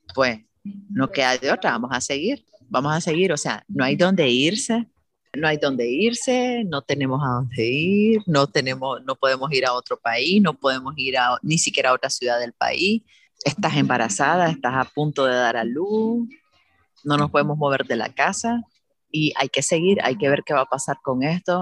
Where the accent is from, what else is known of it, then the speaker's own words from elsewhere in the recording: Managua, Nicaragua; moved away as an adult; now in Granada, Nicaragua; soy nicaragüense, Managua, pero vivo hace unos años en Granada